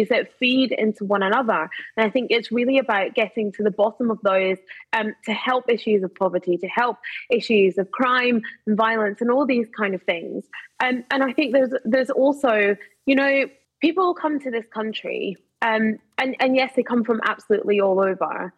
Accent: Glasgow, Scotland, United Kingdom; I grew up in Glasgow

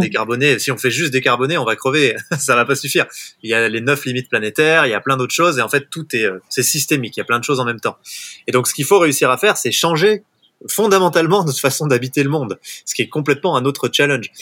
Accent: Haut-Bugey, Ain, Auvergne-Rhône-Alpes, France; j'ai grandi euh, dans le Jura, enfin dans le Haut-Buget pour être tout à fait exact. C'est le massif du Jura, mais c'est dans l'Ain

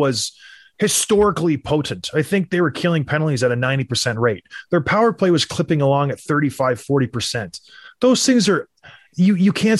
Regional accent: Edmonton, Alberta, Canada; I was born in Edmonton

